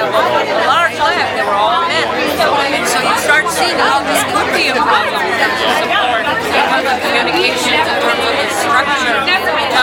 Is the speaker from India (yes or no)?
yes; India; moved away; I came as an immigrant from India